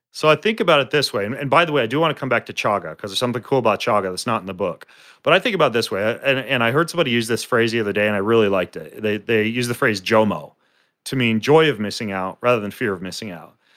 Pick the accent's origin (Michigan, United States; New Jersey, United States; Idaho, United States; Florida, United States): Idaho, United States; North; I grew up in North Idaho